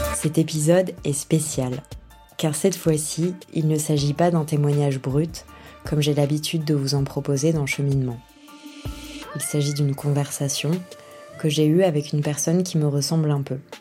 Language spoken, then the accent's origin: French; Yvelines, Île-de-France, France; Je suis née, j'ai grandi dans les Yvelines, donc en région parisienne